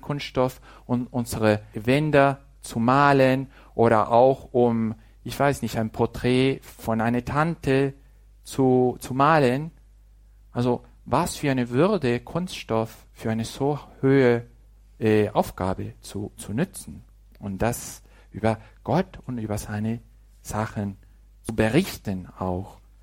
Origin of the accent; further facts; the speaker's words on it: Mexico; German is a second language; moved away; dass ich auch als Mexikaner Deutsch sprechen kann. Ein bisschen, ne? also mit Fehlern